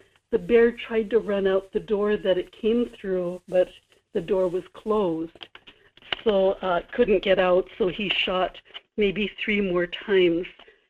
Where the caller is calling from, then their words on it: Kodiak, Alaska, United States; This is … in Kodiak.